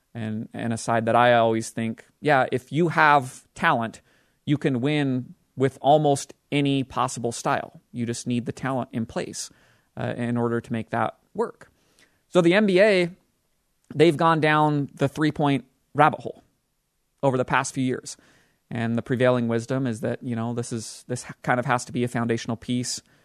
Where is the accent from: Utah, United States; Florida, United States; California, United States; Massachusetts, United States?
Utah, United States; born or raised there